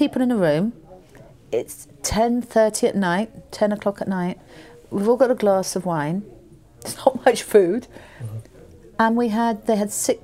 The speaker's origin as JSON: {"language": "English", "country": "United Kingdom", "said": "I'm British."}